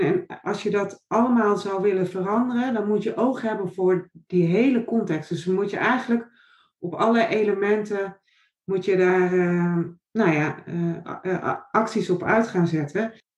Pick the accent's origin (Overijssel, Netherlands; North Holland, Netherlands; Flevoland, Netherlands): Flevoland, Netherlands; Noordoostpolder; moved away as an adult; also born or lived in Nijmegen; Ik ben opgegroeid in de Noordoostpolder op een boerderij